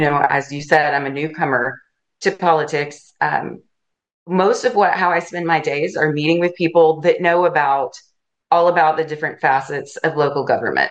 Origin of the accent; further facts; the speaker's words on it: Chattanooga, Tennessee, United States; now in Alachua County, Florida, United States; I grew up in Chattanooga, Tennessee